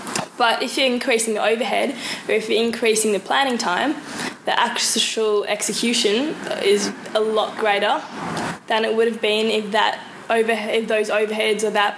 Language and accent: English; New Zealand; also born or lived in South Africa; Well, I was born in South Africa, so I've got a South African background and family. Mm-hmm. Speak that at home. Moved to New Zealand when I was about 4, maybe 5.